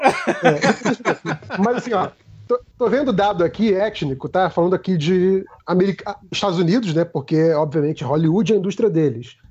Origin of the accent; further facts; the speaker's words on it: Brazil; eu que sou um branco brasileiro